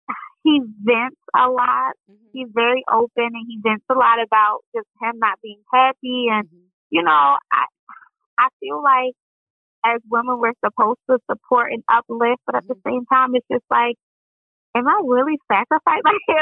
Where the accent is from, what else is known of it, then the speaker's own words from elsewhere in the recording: Columbia, Maryland, United States; So, yeah, I'm from Columbia, Maryland.